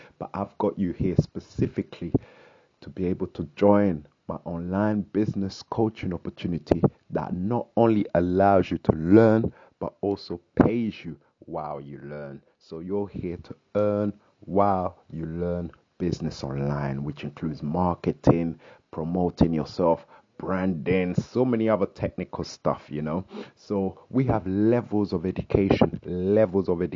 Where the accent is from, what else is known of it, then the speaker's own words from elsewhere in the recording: London, United Kingdom; I'm from London here, UK